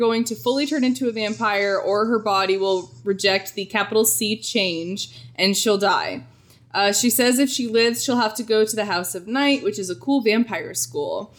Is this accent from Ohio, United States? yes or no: yes; Ohio, United States; We're from Ohio